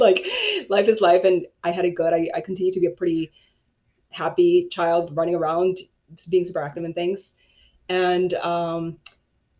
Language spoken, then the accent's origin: English; Chicago, Illinois, United States; also born or lived in Paraguay; I did grow up 16 years in the United States as undocumented, and that was in Chicago since I was 10 years old